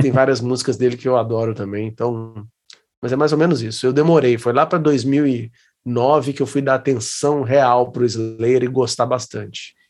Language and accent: Portuguese; Juiz de Fora, Minas Gerais, Brazil; foi numa época lá na minha cidade